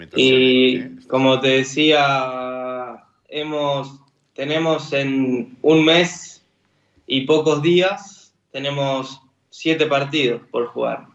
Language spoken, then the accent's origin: Spanish; Argentina; siendo argentino